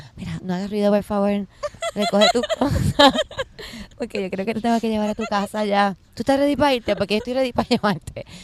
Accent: Puerto Rico; yo soy una jíbara de Puerto Rico

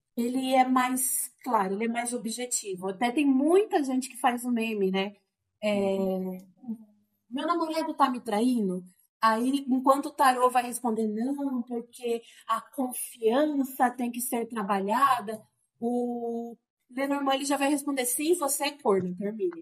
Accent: Sorocaba, São Paulo, Brazil; Eu sou de Sorocaba, uhum. estou morando em Sorocaba atualmente

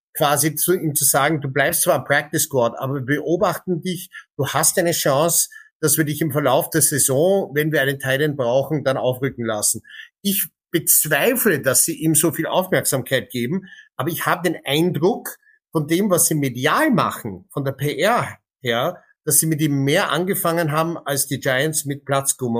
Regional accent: Canada; moved away; als gebürtiger Kanadier

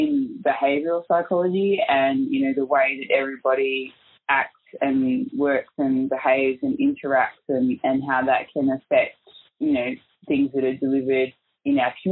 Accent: Melbourne, Victoria, Australia; I was actually born and raised in Melbourne

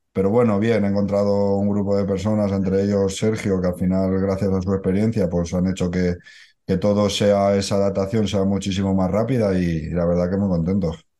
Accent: Barcelona, Catalonia, Spain; yo soy de Barcelona

